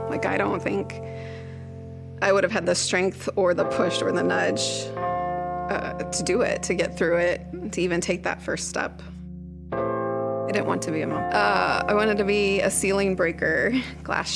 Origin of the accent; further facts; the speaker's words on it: Eureka, Illinois, United States; I am from Eureka, Illinois